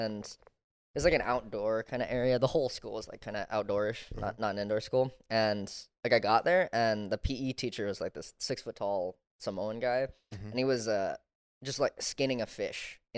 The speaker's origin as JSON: {"language": "English", "area": "Maui", "region": "Hawaii", "country": "United States", "tie": "born or raised there", "said": "the island I grew up on, Maui"}